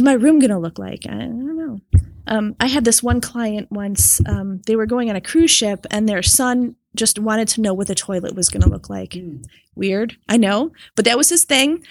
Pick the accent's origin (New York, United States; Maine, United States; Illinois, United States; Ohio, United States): New York, United States; Rochester; I'm from Rochester, New York.